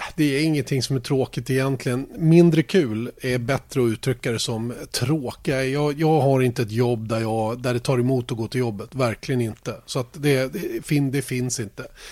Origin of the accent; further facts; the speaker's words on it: Sweden; Vi är ju svenskar